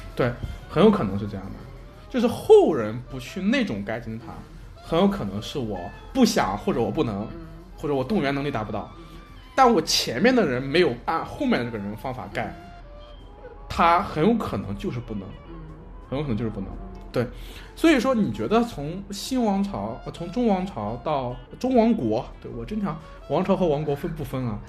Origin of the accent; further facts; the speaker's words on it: China; 就是我们中国人说的旱就是灾年